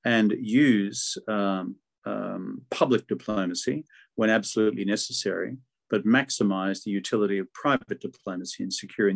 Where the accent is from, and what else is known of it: Australia